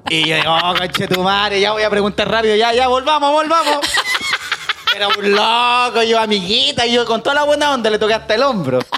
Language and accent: Spanish; Santiago, Santiago Metropolitan Region, Chile